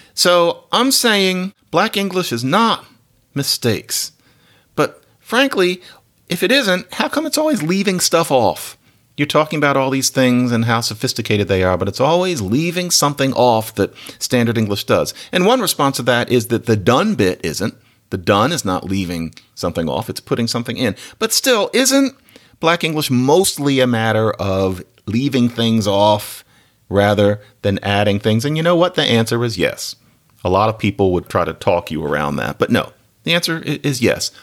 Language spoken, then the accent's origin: English; Philadelphia, Pennsylvania, United States; I'm from Philadelphia.